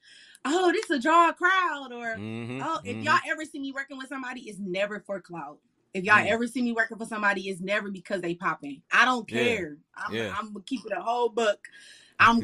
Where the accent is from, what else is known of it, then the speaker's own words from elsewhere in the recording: Detroit, Michigan, United States; moved away as an adult; now in Atlanta, United States; Y'all know I'm from Detroit, so I just moved to Atlanta